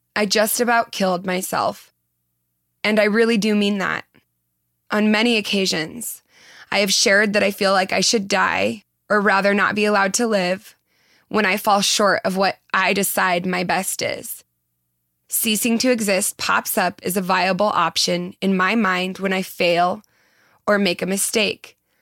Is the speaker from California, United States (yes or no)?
yes; Southern California, United States; accent: Valley Girl; I was born in Southern California and have been accused of having a Valley Girl accent